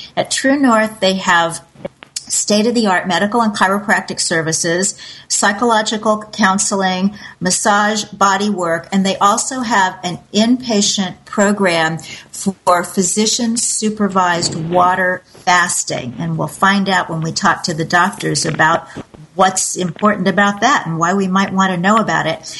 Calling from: Costa Rica; I'm calling from Costa Rica

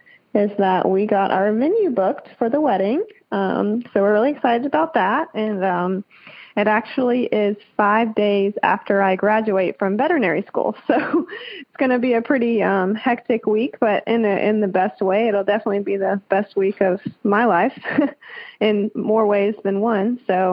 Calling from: Auburn, Alabama, United States; I'm calling from Auburn, Alabama.

